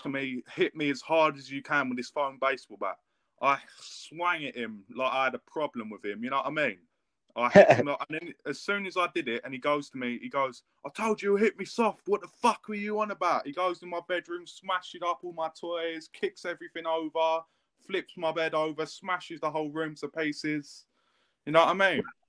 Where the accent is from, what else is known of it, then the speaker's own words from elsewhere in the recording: England, United Kingdom; I'm English